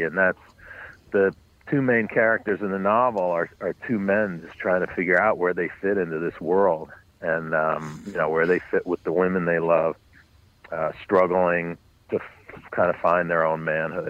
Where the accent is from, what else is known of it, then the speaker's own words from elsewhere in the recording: New York City, New York, United States; I grew up on the Upper West Side, but north of 96th Street, west 106th Street, which was, we lived in a beautiful building, but it was a neighborhood that had been in decline.